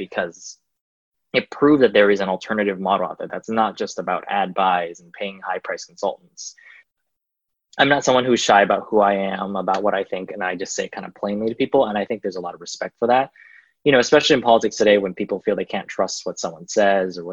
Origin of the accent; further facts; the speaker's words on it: Milpitas, California, United States; also born or lived in San Jose; I grew up in Milpitas and San Jose